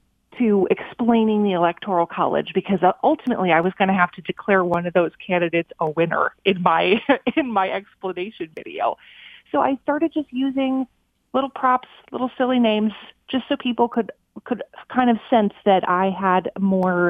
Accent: Minnesota, United States; moved away as an adult; I wanted to move back to my hometown in Minnesota

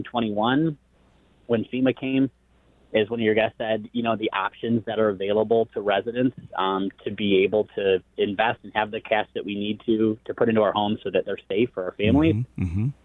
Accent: Flint, Michigan, United States; now in Detroit, United States; I grew up in Flint, so I'm not a lifelong Detroiter

